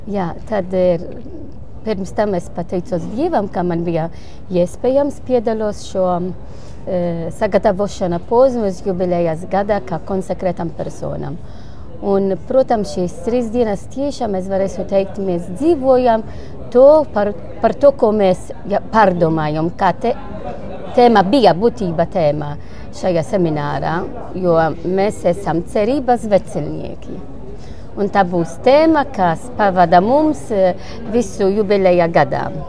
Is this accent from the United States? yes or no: no; Malta; Latvian is a second language; now in Latvia; Es esmu no Maltas